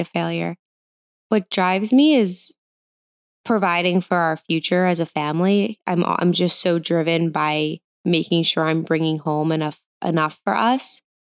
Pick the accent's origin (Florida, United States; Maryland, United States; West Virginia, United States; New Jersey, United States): New Jersey, United States; I grew up in New Jersey. I live in New Jersey.